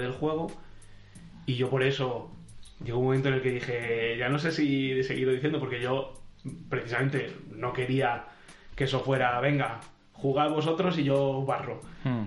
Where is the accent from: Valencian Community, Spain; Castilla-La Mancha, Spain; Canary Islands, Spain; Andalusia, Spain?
Castilla-La Mancha, Spain; Albacete; éramos de la tierra de Don Quijote